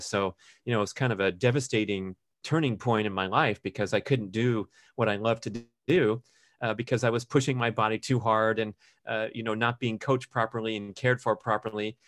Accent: Los Angeles, California, United States; my growing up in Los Angeles

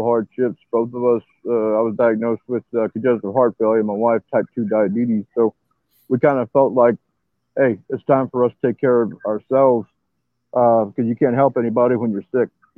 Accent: San Antonio, Texas, United States; I'm from San Antonio, Texas.

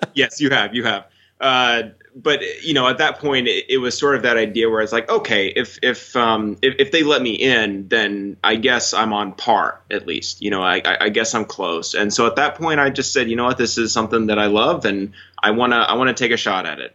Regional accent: Fort Worth, Texas, United States; moved away as an adult; also born or lived in Los Angeles; I grew up in Texas. I, I, you know, spent 18 years of my life in Texas.

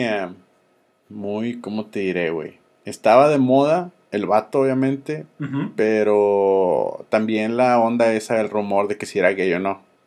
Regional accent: Mexico

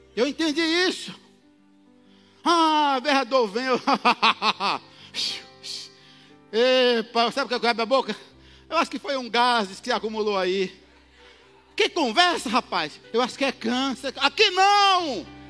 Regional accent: Northeast Region, Brazil; como um bom nordestino

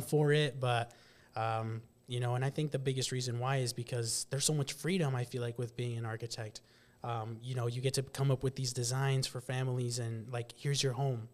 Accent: West Point, Nebraska, United States; grew up, born and raised in West Point, Nebraska.

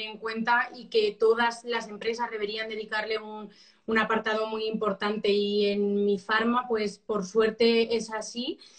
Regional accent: Albacete, Castilla-La Mancha, Spain; yo soy de Albacete

